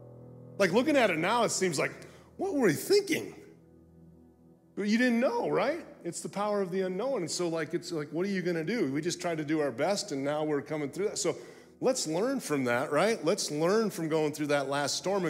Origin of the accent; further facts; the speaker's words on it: Florida, United States; I'm from Florida